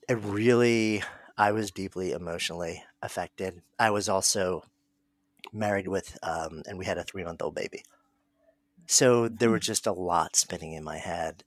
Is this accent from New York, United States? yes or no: yes; New York, United States; I'm a New Yorker. And so I was here that day. And like anybody else who is a longtime New Yorker